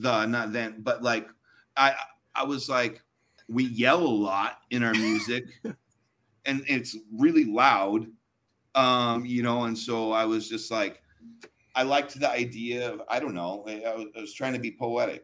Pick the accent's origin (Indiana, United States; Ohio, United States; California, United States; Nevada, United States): California, United States; Orange County; I grew up in Orange County, so it's like, you know, Southern California punk rock